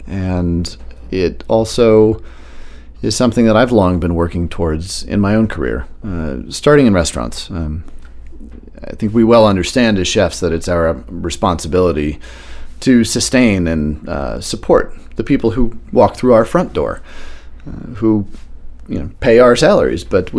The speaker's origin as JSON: {"language": "English", "town": "Washington", "region": "District of Columbia", "country": "United States", "tie": "born or raised there", "also_born_or_lived": "Marrakesh / Barcelona / Chicago / New York", "moved": "yes", "lives_now": "Maine, United States", "said": "I grew up in the opposite of Maine, which was downtown Washington, D.C. during the height of the crack epidemic in Marion Barry's era"}